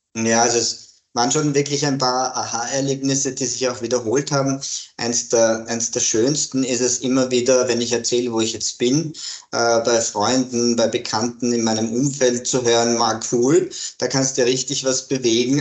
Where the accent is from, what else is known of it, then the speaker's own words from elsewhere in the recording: Graz, Styria, Austria; now in Vienna, Austria; ich bin ein, ein Grazer. Mhm. bin in Graz geboren, lebe aber schon sehr, sehr lange in Wien